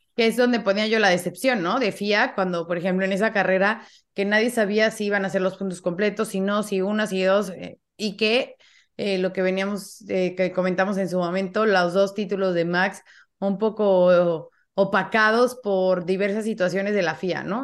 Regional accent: Mexico; como mexicana

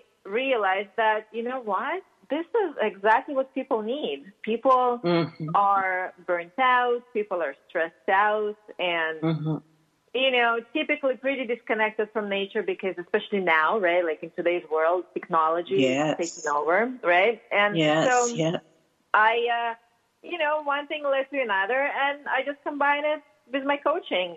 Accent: Russia; accent: Russian; English is a second language; moved away; I grew up in Russia, as you can probably tell by my accent. I still haven't shaken it off fully

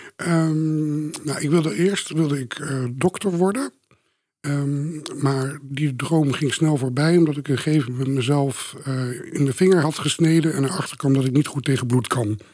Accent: Beetsterzwaag, Friesland, Netherlands; now in Amsterdam, Netherlands; opgegroeid in Friesland, in het kleine dorpje Beetselzwaag.

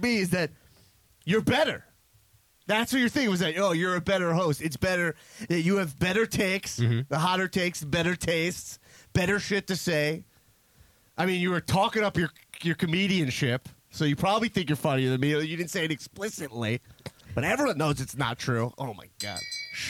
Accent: United States; I'm an American.

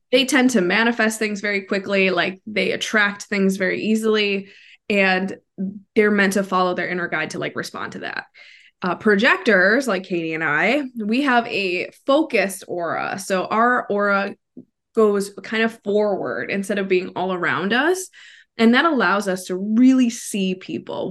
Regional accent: Wisconsin, United States; moved away as an adult; now in Florida, United States; I'm originally from Wisconsin, so I'm a Midwest girl at heart, but I currently live in Florida

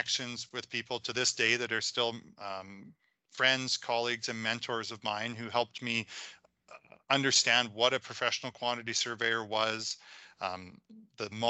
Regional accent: Saskatchewan, Canada; also born or lived in Calgary; I was originally from Saskatchewan

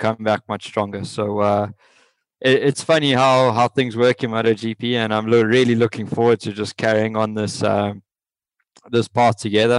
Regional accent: South Africa; moved away; the only ones from our country

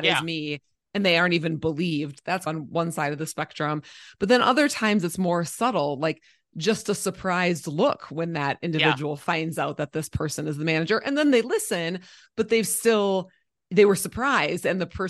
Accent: Minnesota, United States; I grew up in Minnesota, and we listened to primarily like oldies, so old folk music, and musicals.

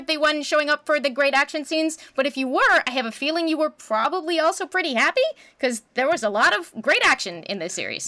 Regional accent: Canada; as a Canadian

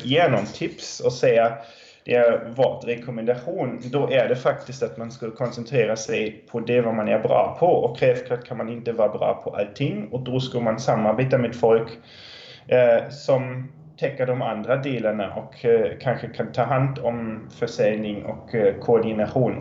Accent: Germany; now in Tranås, Sweden; jag är från Tyskland

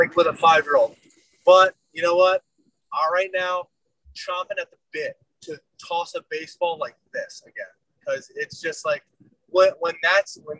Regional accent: Connecticut, United States; now in Arizona, United States; I'm from Connecticut

